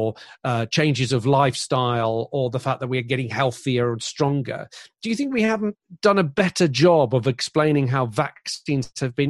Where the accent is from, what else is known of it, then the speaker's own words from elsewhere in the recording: Greece; moved away; I grew up in Greece